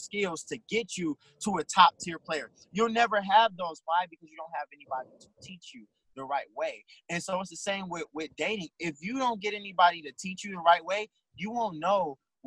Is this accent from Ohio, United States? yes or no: yes; Cleveland, Ohio, United States; we're both from Cleveland now